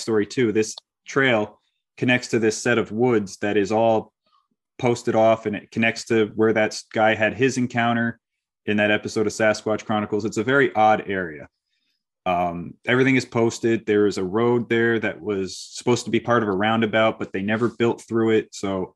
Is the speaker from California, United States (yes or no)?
no; Hudson Valley, New York, United States; I'm from the Hudson Valley area, so I've grown up here